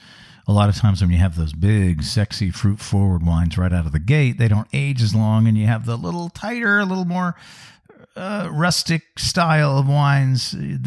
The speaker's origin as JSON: {"language": "English", "region": "Pacific Northwest", "country": "United States", "said": "I'm from the Pacific Northwest."}